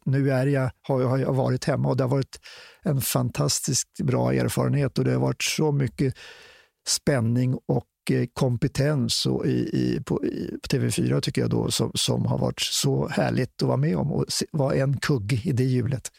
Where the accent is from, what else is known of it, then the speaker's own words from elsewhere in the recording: Stockholm, Stockholm County, Sweden; jag varit upp, född och uppvuxen i Stockholm